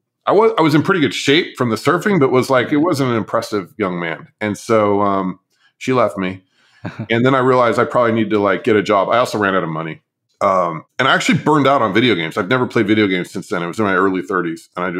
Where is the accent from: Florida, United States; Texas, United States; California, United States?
California, United States; So we grew up in Southern California, which is also a great place to grow stuff.